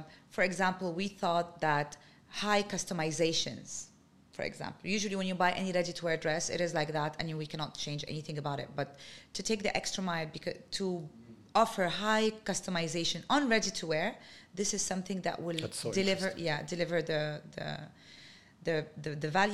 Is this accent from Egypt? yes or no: yes; Ismailia, Ismailia Governorate, Egypt; moved away as an adult; also born or lived in Suez, Egypt / Dubai, United Arab Emirates; So I was born in Suez. We stayed there 1 year, and then we moved to Ismailia